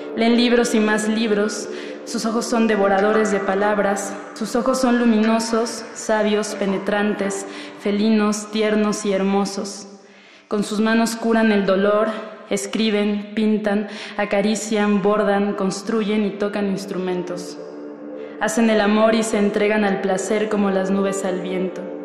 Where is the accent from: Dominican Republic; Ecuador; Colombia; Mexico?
Mexico; Naucalpan de Juárez, State of Mexico; now in Mexico City, Mexico; nací en el Estado de México, en Naucalpan de Juárez. Actualmente radico en la Ciudad de México